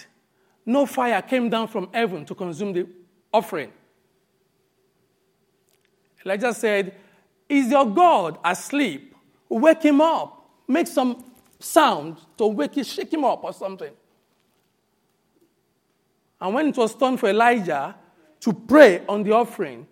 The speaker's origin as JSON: {"language": "English", "country": "Nigeria", "tie": "born or raised there", "moved": "yes", "said": "When I grew up in Nigeria and I got to become born again"}